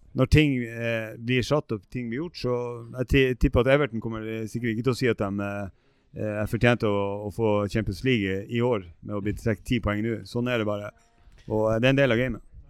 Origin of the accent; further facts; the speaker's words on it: Ballangen and Harstad, Nordland, Norway; accent: Northern Norwegian; moved away as an adult; now in Oslo, Norway; som dere sikkert hører, så er jeg fra eh, Nord-Norge. Jeg er opprinnelig fra Ballangen og Harstad. Flytta ned hit i 97